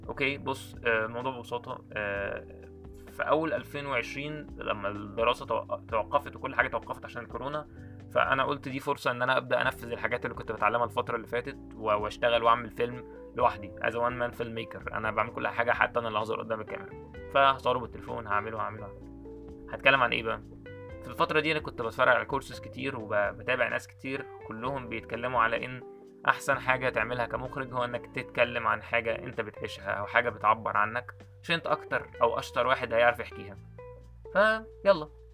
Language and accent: Arabic; Egypt; ان انا مصري